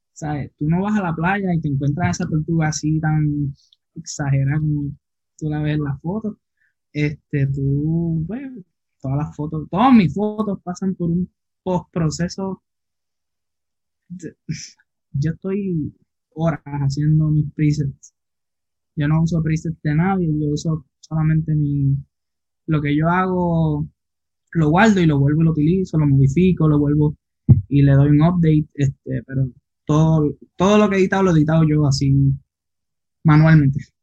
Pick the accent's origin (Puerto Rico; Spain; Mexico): Puerto Rico; Isabela; now in Aguadilla, Puerto Rico; yo soy de Isabela, Puerto Rico